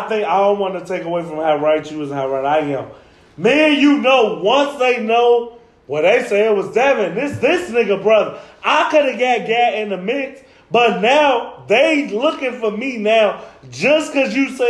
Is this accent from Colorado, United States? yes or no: yes; Colorado, United States; Let's go. I'm from Colorado.